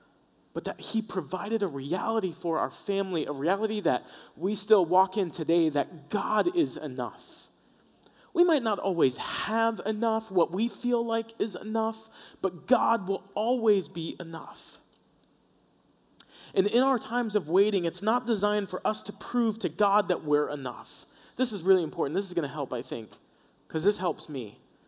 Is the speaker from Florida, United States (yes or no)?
yes; Florida, United States; moved away as an adult; We moved up from Florida. All of our family lives on the southeast East Coast. And about when we moved out here, my mom, who's still back at home, was in a bad car accident.